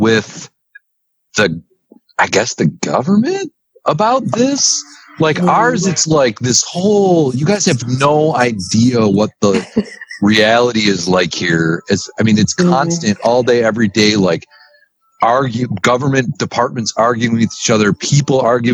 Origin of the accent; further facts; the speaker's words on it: St. Clair, Michigan, United States; I'm from St. Clair